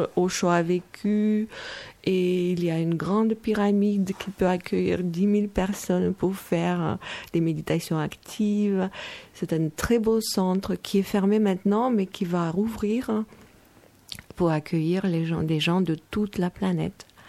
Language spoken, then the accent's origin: French; Moldova; now in France; je viens de Moldavie, alors ma, mentalité est moldave